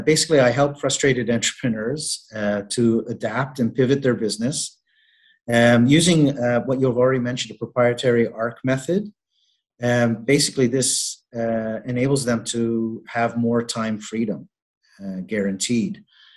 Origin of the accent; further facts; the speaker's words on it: Canada; now in Malta; I'm originally from Canada, but I have been based here in Malta now for the last, I believe we're going on 2 years.